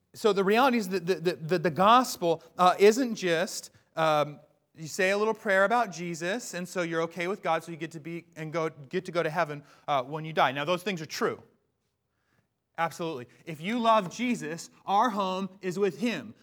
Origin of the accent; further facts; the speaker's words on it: Bellingham, Washington, United States; I grew up in Bellingham, Washington